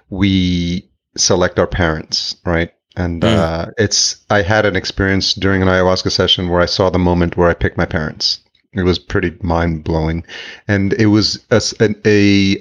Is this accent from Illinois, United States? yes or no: no; New York City, New York, United States; also born or lived in El Salvador; I'm Salvadorian, so I was born in El Salvador, but raised in New York